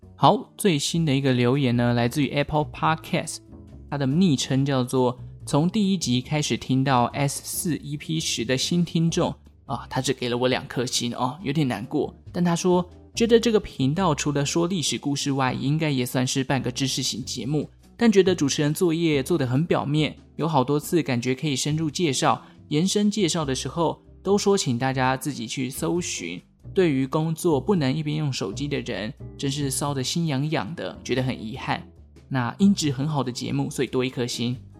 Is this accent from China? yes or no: no; Taiwan; 身为台湾人